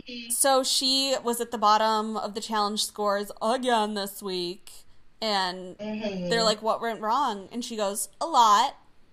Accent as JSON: {"language": "English", "country": "Australia", "accent": "Australian", "said": "I keep hearing me leaning a little German in my Australian accent"}